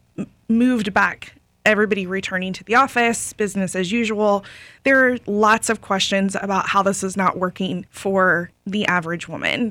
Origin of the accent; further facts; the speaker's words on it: Lakeland, Florida, United States; I grew up in Lakeland